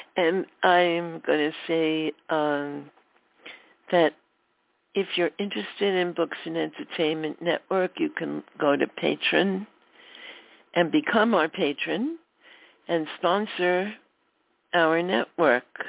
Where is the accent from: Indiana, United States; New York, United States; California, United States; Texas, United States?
New York, United States; New York City; When I was a little girl growing up in Brooklyn, my family celebrated Hanukkah